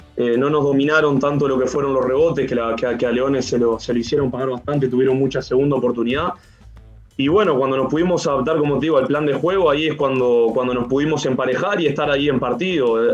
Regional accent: Uruguay; moved away as an adult; now in Chile; había vuelto a Uruguay, pero obviamente justo a China se tomó la decisión de, no ir y, ya me quedé, me quedé en mi país

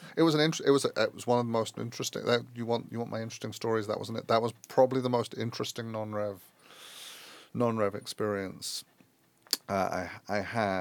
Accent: London, United Kingdom; moved away as an adult; also born or lived in Chicago; I grew up in London.

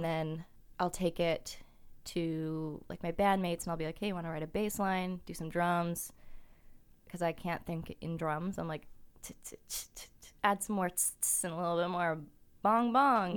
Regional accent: Kelowna, British Columbia, Canada; moved away as an adult; now in Vancouver, Canada; I'm from Kelowna and it's a small town

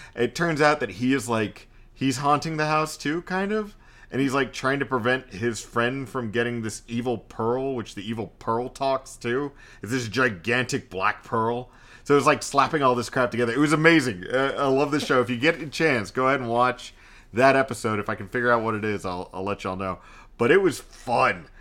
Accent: Texas, United States; I'm Texan.

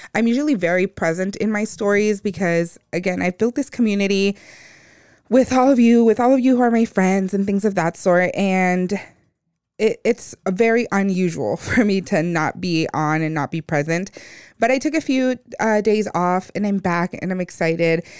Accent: United States; those of us that grew up in the U S

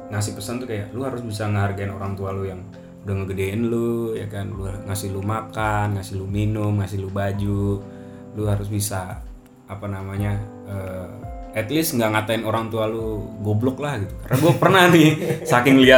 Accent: Cimahi, West Java, Indonesia; Gue sempet kalau di tempat gue tuh kampung gue yang di Cimahi.

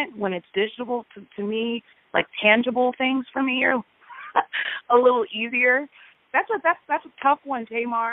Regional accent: Peoria, Illinois, United States; from Peoria, Illinois

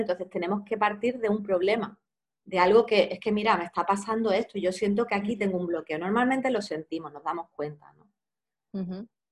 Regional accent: Cádiz, Andalusia, Spain; moved away as an adult; also born or lived in Granada; now in Barcelona, Spain; yo soy de Cádiz

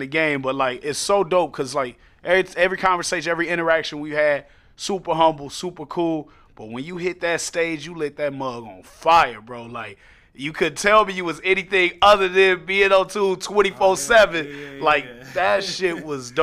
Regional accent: Chicago, Illinois, United States; I'm from Chicago

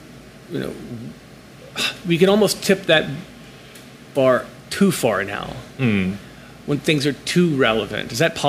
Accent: Ohio, United States; Oh, yeah, from Ohio. So I had no connection at all to real art.

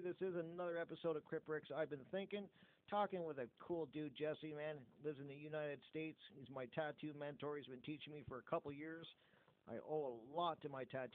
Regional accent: Canada; I'm Canadian

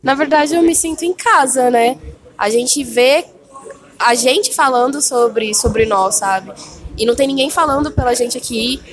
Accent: Belo Horizonte, Minas Gerais, Brazil; now in São Paulo, Brazil; Eu nasci no Capão Redondo de Belo Horizonte, na região bem periférica, onde não tinha nada disso

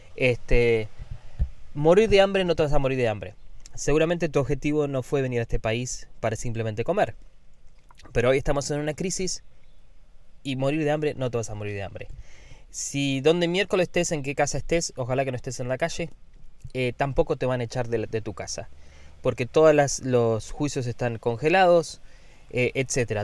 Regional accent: Argentina; now in United States; Yo soy argentino y veo las noticias de Argentina

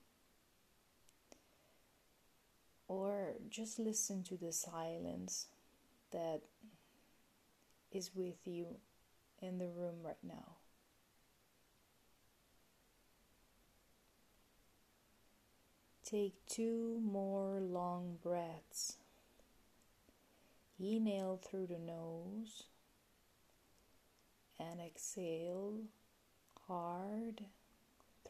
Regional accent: Italy; English is a second language; moved away; I'm originally from Italy, in case you were already wondering about my accent

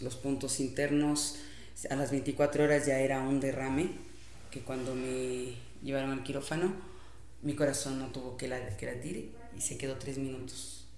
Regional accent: Quito, Pichincha, Ecuador; also born or lived in Santo Domingo, Ecuador; éramos las quiteñas

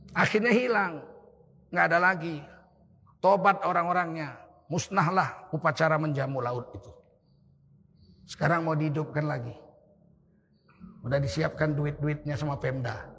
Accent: Tanjung Sari, North Sumatra, Indonesia; Pertama kali NU berdiri di Sumatera Utara di kampung saya di Setiabudi Tanjung Sari.

